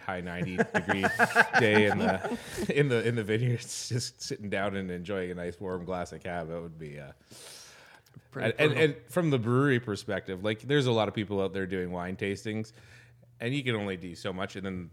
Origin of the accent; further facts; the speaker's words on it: Alberta, Canada; I grew up in Alberta, and I spoke French and learned French in high school and then never used it again.